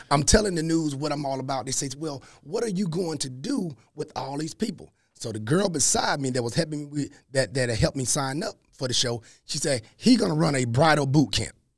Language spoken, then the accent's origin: English; Columbus, Mississippi, United States; accent: Southern; moved away as an adult; as you can hear in my voice, you're gonna hear the Southernness, right? Born and raised in Columbus, Mississippi